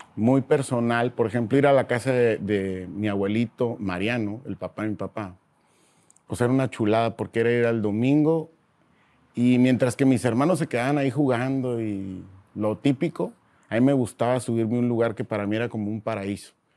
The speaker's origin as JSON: {"language": "Spanish", "town": "Mexicali", "region": "Baja California", "country": "Mexico", "tie": "born or raised there", "said": "nací en la Ciudad de México, soy de Mexicali, ¿no? Porque toda mi vida la he pasado allá"}